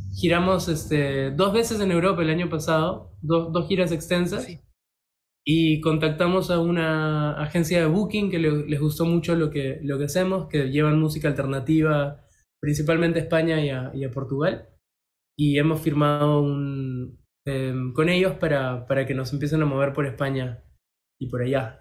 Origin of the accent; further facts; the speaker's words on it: Peru; somos peruanos